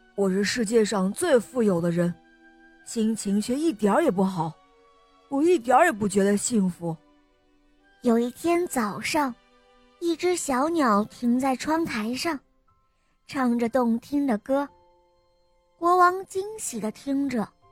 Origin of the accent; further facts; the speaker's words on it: Shenyang, Liaoning, China; 我新年十岁半了，我来自沈阳。